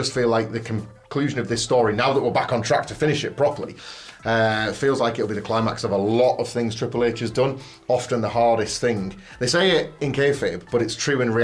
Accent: Redditch, West Midlands, United Kingdom; I was born in Redditch

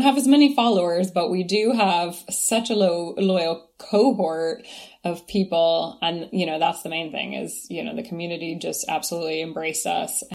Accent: Kentucky, United States; moved away as an adult; now in Ireland; growing up in Kentucky

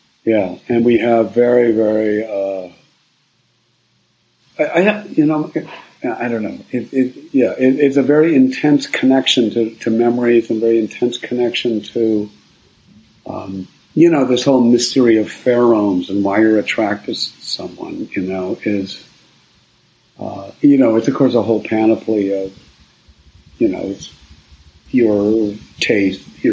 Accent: Midwest, United States; moved away as an adult; also born or lived in Cambridge, Massachusetts / New York; now in Marin County, United States; I grew up in the Midwest

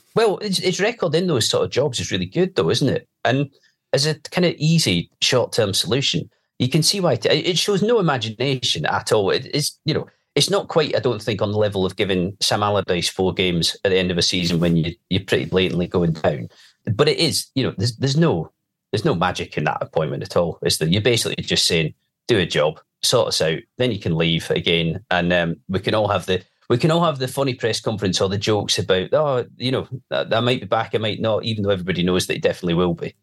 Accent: Edinburgh, Scotland, United Kingdom; moved away; I grew up in Edinburgh

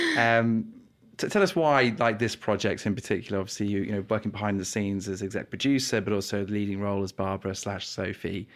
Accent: New Forest, South East England, United Kingdom; I'm from the New Forest

